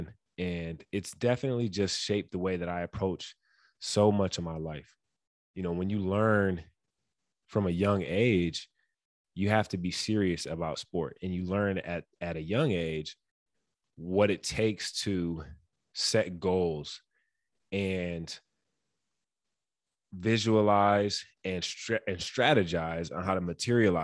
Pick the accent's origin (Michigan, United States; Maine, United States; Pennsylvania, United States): Michigan, United States; Detroit; growing up in Detroit